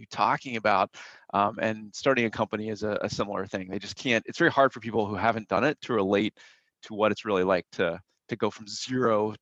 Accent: Atlanta, Georgia, United States; I grew up in Atlanta, Georgia

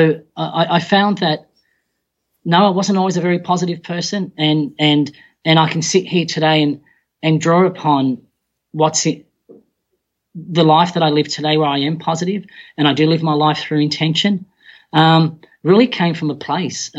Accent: Australia; I was born in Australia, but Mum and Dad had migrated from the Middle East to Australia

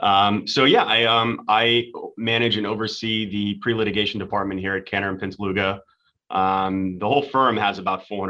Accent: Tampa, Florida, United States; also born or lived in Washington, D.C. / Jupiter, Florida; I'm actually a Florida boy, born and raised. I was born in Tampa, was there until I went to college

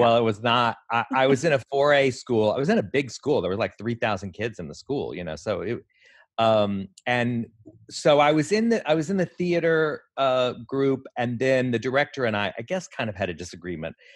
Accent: Texas, United States; moved away as an adult; also born or lived in Houston / New York; I was born in Texas

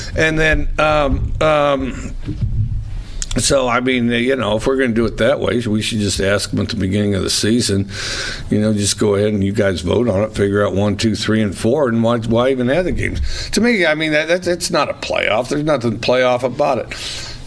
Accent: United States; we're American

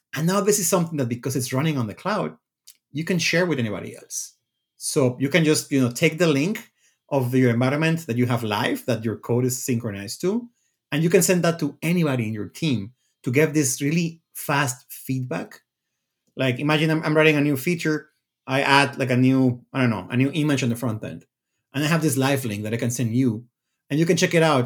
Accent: Mexico; moved away as an adult; also born or lived in Redmond, Washington, United States; I, I'm from Mexico. I went to school in Mexico, and then I moved to the U S once I got my C S degree.

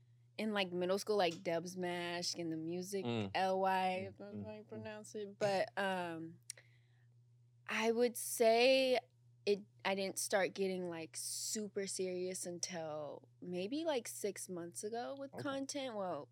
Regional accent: Las Vegas, Nevada, United States; now in California, United States; I'm from Las Vegas. Mm. I grew up in Las Vegas. It's not what pops in your head, like, oh, city, nightlife. It's very boring.

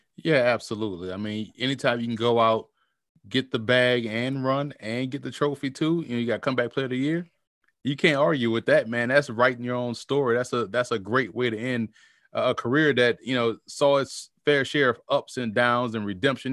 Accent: New Orleans, Louisiana, United States; I grew up in New Orleans

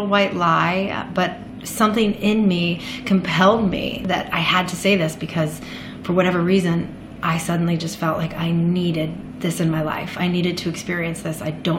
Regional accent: Jacksonville, Florida, United States; now in New York City, United States; I am from Florida, kind of all over. I'm a Catholic Church brat. So we moved a lot. And most recently, I'm from Jacksonville, Florida, via Salisbury, North Carolina for college.

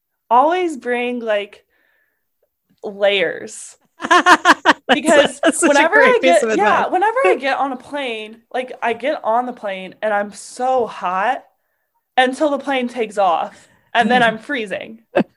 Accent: Alabama, United States; Football. I'm from Alabama. Come on.

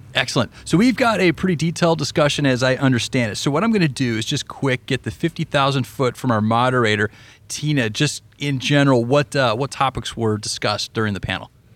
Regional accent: Colorado, United States; moved away; I'm from Colorado originally

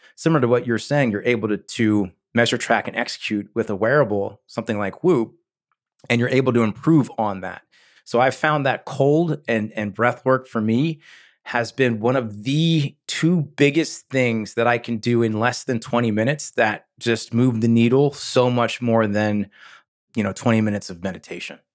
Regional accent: New Jersey, United States; I grew up in New Jersey

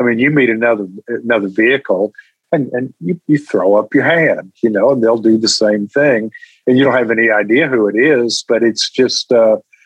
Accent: Texas, United States; I'm from Texas.

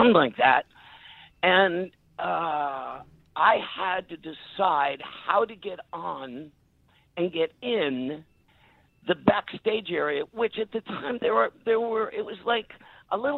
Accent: New York City, New York, United States; I was born and raised in New York City, I was really comfortable there

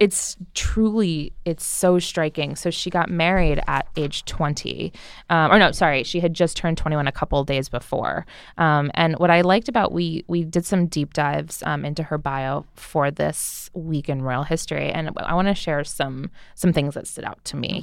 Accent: New Jersey, United States; I'm from New Jersey

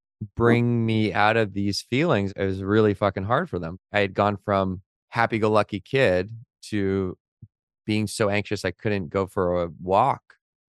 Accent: Victoria, British Columbia, Canada; I knew of them because Victoria, where I grew up by Vancouver in Canada, is a small town.

